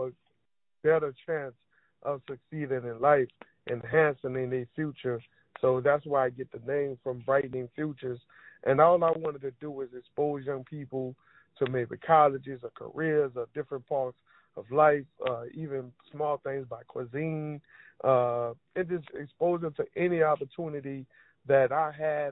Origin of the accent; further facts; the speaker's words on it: New Orleans, Louisiana, United States; I was born and raised in Uptown New Orleans, Central City, particularly the CJP Housing Development, known as the Magnolia Project.